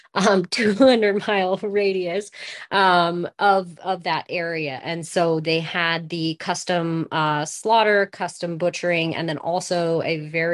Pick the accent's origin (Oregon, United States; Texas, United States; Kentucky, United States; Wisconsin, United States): Oregon, United States; Lakeview; moved away as an adult; now in Las Vegas, New Mexico, United States; we established our family in Lakeview, Oregon, which is right across the California border